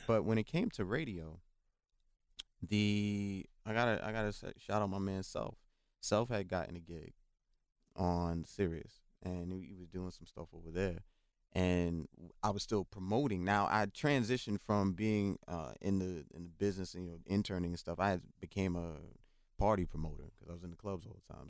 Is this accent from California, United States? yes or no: no; New York City, New York, United States; also born or lived in North Carolina; I grew up again in the South Bronx